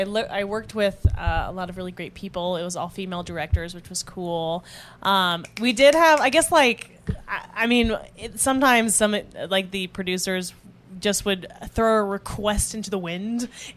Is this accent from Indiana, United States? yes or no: yes; Indiana, United States; now in Chicago, United States; I'm from Indiana.